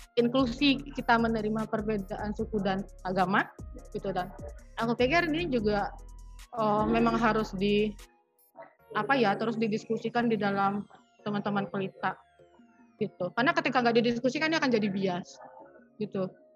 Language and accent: Indonesian; Padang, West Sumatra, Indonesia; kami tuh dari kota Padang